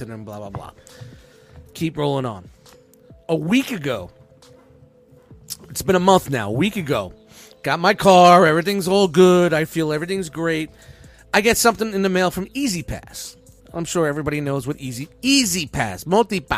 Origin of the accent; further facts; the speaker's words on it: New York City, New York, United States; I wasn't born in Jersey. I was born in Brooklyn